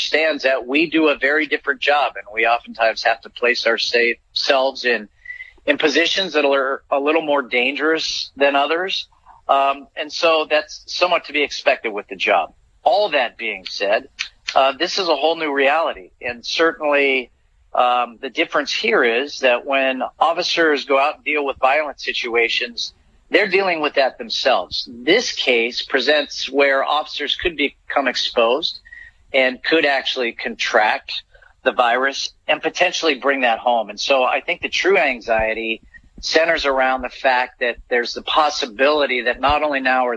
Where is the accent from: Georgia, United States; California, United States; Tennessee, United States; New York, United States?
California, United States; Scotts Valley; Grew up in Scotts Valley, so just across the bay, so Santa Cruz County kid